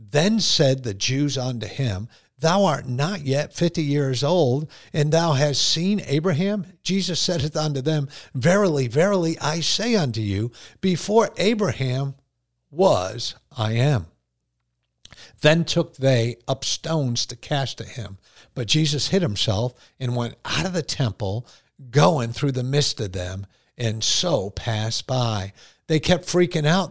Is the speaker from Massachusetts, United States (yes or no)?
yes; Boston, Massachusetts, United States; accent: Bostonian; I say guard. That's that whole uh, Bostonian mm-hmm. thing